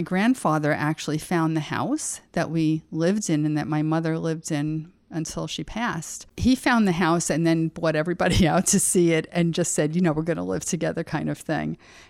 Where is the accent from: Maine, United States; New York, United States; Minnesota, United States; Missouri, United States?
New York, United States; Albertson; also born or lived in Brooklyn; so I was born in 1950 in Brooklyn, moved out to Long Island when we were two. We lived on a wonderful block called Willow Place in Albertson.